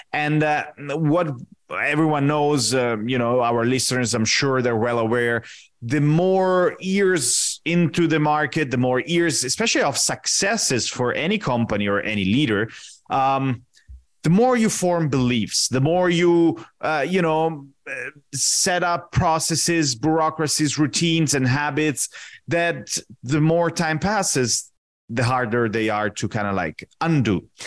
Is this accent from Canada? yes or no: no; Italy; moved away as an adult; also born or lived in Washington, D.C., United States; now in Rio de Janeiro, Brazil; I'm originally Italian. I was born and raised in Italy